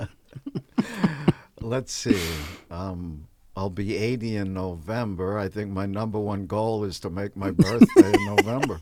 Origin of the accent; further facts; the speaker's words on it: New York City, New York, United States; moved away as an adult; also born or lived in Peoria, Illinois; now in Los Angeles, United States; I'm from New York